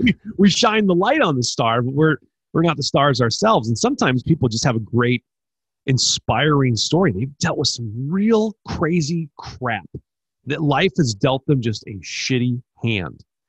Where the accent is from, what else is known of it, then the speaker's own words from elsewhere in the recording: Mukwonago, Wisconsin, United States; I grew up in Maquanago, Wisconsin